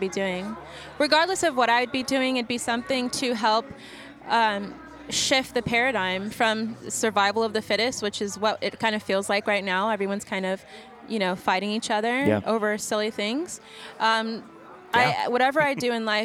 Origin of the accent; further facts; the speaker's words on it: Miami Beach, Florida, United States; growing up in Miami Beach